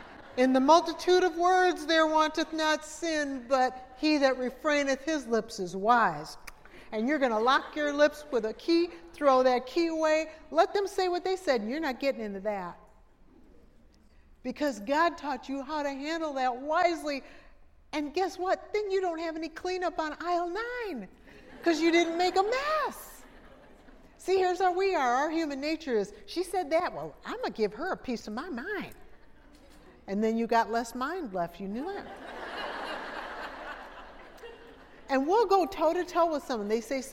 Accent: Minnesota, United States; now in Pensacola, United States; But I'm from Minnesota before I moved to Pensacola, and you could see your breath in the air.

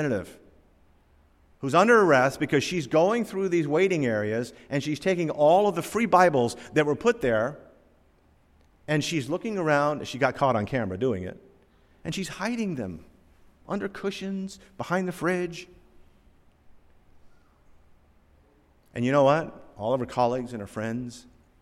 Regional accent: Norfolk, Virginia, United States; I was born down here in Norfolk, Virginia in 1958.

